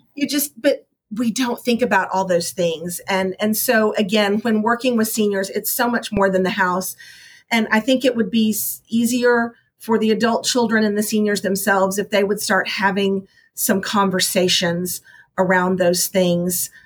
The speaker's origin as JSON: {"language": "English", "region": "Texas", "country": "United States", "said": "I'm from Texas, so I really like a good barbecue."}